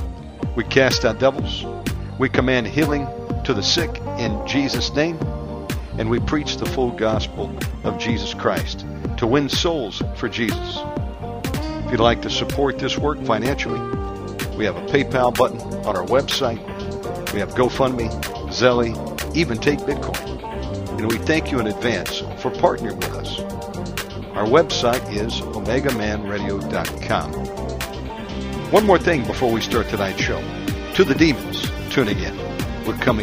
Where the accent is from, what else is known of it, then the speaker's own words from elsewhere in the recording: Warner Robins, Georgia, United States; also born or lived in Atlanta, Georgia / Gainesville, Georgia; I was born and raised in Georgia